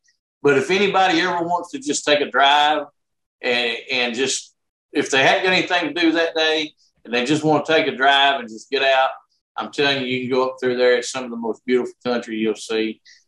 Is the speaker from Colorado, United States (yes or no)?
no; Arkansas, United States; I've been in Arkansas my whole life.